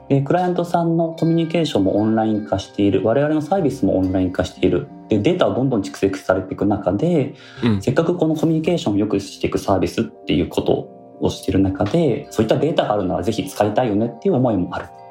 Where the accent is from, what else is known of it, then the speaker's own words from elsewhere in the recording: Tokyo, Japan; 私自身は東京生まれなんですけどルーツは大分の臼杵という城下町